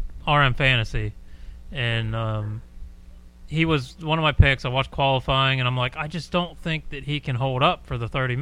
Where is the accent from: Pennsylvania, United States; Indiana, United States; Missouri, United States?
Pennsylvania, United States; That's my home state.